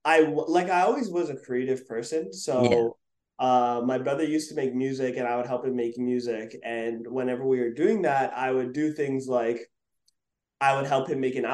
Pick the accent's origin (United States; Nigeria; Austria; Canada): Canada; Montreal, Quebec; where I grew up in Montreal, it was like, we have college and then university